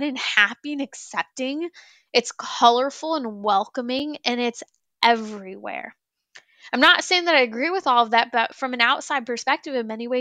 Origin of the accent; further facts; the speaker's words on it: California, United States; I come from the land of the fruits and the nuts. I come from California